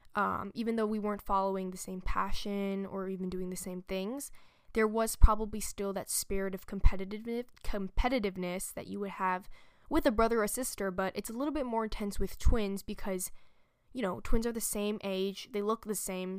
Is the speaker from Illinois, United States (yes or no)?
no; New York, United States; a true New Yorker, because, you know, I live and I was born here in New York